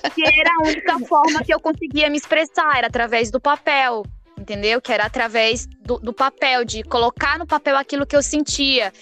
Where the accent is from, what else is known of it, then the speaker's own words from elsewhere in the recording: Tocantinópolis, Tocantins, Brazil; moved away; eu sou do interior do Tocantins, né? É, de Tocantinópolis, que fica bem no bico do papagaio do Tocantins